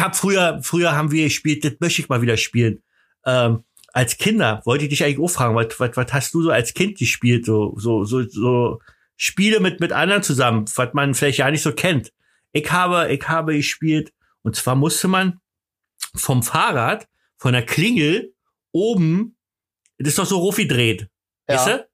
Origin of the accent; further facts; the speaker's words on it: the East, East Germany, Germany; Ich komme ja nur aus dem Osten. Wir haben übrigens direkt am, am Grenzübergang gewohnt.